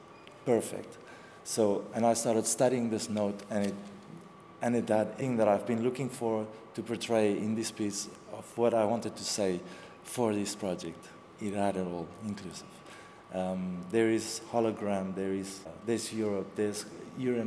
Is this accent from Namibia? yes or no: yes; Namibia; moved away as an adult; also born or lived in South Africa; now in Lisbon, Portugal; I'm born in Namibia, from Namibia. I have dual citizenship. I'm also from South Africa. I moved here 3 years ago